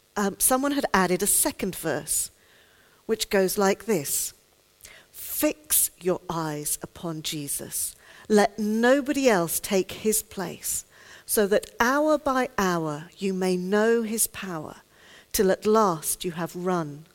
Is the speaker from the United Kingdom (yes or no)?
yes; United Kingdom; I'm a Brit